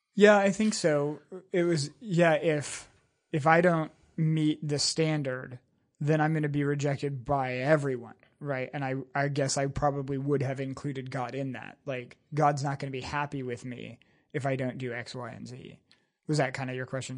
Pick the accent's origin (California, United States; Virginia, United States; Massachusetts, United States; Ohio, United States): California, United States; San Jose; also born or lived in Burney, California; I was born in San Jose, California. My dad pastored, uh, Maranatha Bible Church there for eleven and a half years.